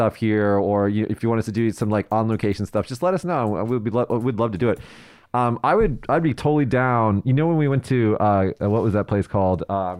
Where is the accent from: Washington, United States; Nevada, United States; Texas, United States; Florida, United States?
Nevada, United States; Las Vegas; now in Japan; I was from Vegas